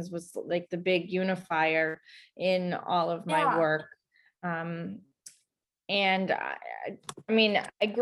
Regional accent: Dighton, Massachusetts, United States; I grew up in Dighton, Mass.

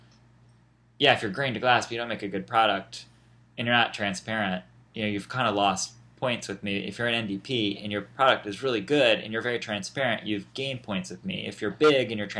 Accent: Indianapolis, Indiana, United States; also born or lived in Washington, D.C.; now in New York, United States; I'm from Indianapolis

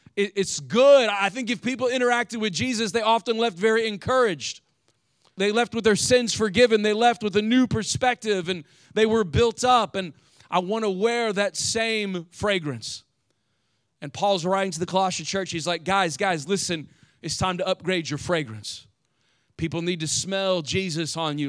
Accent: Indiana, United States; moved away; I grew up in the Midwest, and I don't know what Ohio was like, but in Indiana

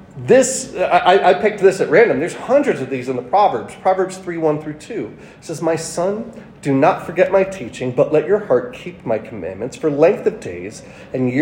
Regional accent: New York, United States; moved away; I'm from New York

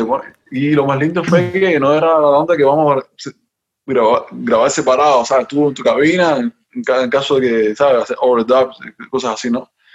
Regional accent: Havana, Cuba; moved away; Yo soy de La Habana, yo soy de La Habana, yo, yo no, bueno, yo nací, toda mi familia es ahí de, de ahí

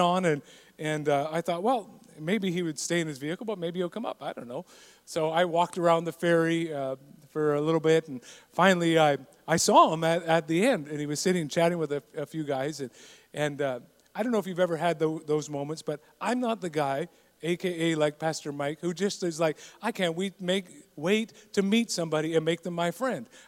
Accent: Canada; growing up in Canada is hockey

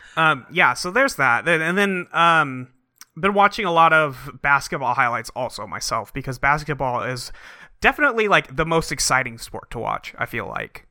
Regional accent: San Francisco, California, United States; now in Seattle, United States; My favorite team was the San Francisco Giants when I was a kid, where I grew up in San Francisco.

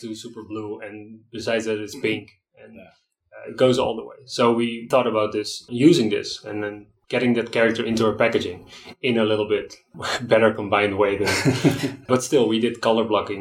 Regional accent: Netherlands; moved away as an adult; now in Nicaragua; I'm from the Netherlands. Yeah, I'm about 20 minutes from Amsterdam, 20 minutes from Rotterdam.

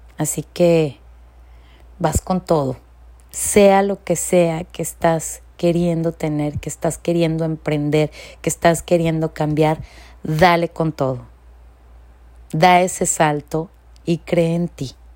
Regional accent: Mexico; moved away as an adult; now in California, United States; yo como inmigrante y soy de México, este, estoy viviendo por más de 20 años aquí en los Estados Unidos, en California

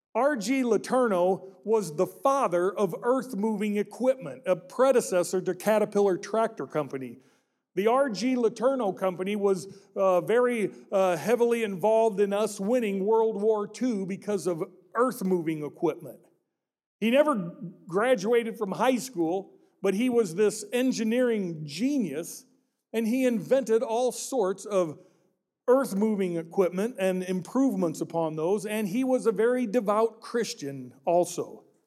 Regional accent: Peoria, Illinois, United States; my hometown of Peoria, Illinois

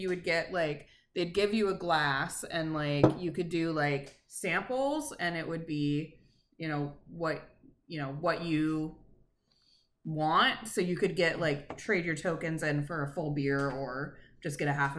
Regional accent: Seattle, Washington, United States; we're from Seattle.

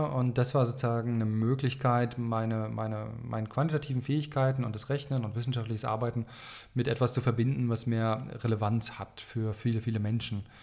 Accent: Baltic coast, Germany; Ja, wo komme ich her? Ich komme eigentlich von der Ostsee. Ähm, ich bin in einem Land geboren, das gibt es gar nicht mehr.

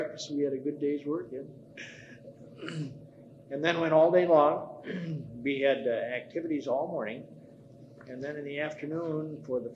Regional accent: Dubuque, Iowa, United States; moved away as an adult; I was born in Dubuque, Iowa. And I was there until I got my about the first half year of college

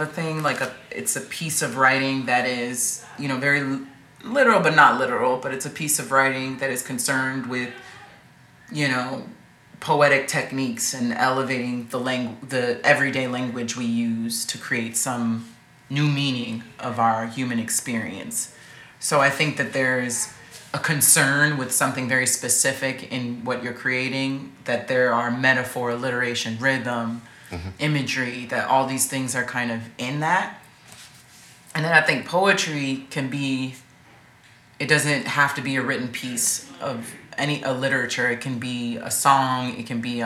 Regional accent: New York, United States; growing up in New York

